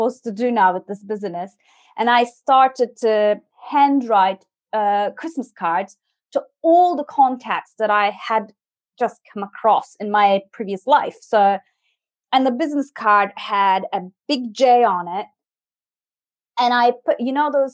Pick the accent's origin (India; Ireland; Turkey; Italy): Turkey; moved away as an adult; also born or lived in France; now in United Kingdom; I'm originally from Turkey, and I moved to France when I was 19, studied there